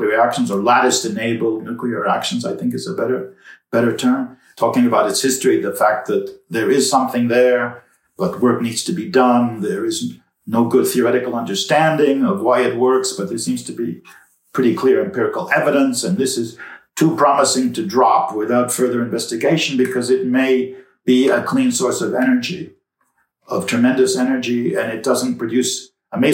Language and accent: English; New York City, New York, United States; It turns out we're both from New York City. We went to public schools in New York City, high schools in New York City